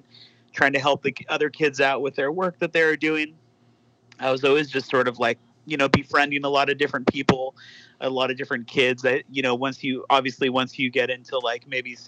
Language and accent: English; Whittier, California, United States; born or raised there; also born or lived in Orange County